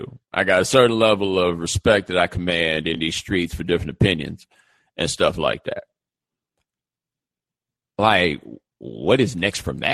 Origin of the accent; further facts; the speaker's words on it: Houston, Texas, United States; moved away as an adult; also born or lived in Atlanta; I'm from Houston